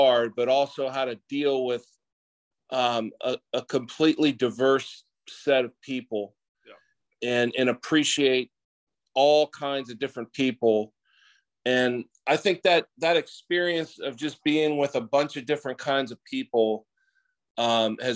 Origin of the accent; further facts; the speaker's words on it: Greenhills, Ohio, United States; I grew up in Green Hills, which is a little suburb of Cincinnati